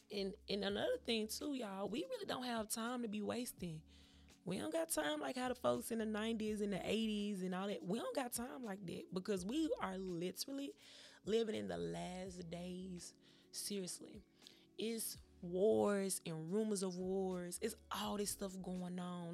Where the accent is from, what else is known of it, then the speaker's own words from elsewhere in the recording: Memphis, Tennessee, United States; I'm from Memphis, Tennessee